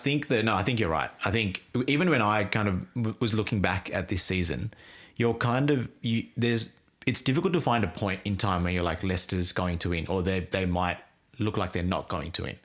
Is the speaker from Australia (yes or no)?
yes; Australia; I grew up in Australia